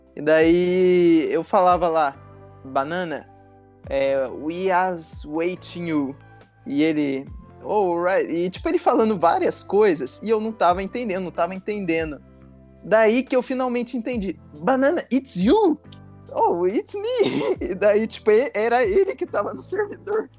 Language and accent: Portuguese; Brazil; Como brasileiro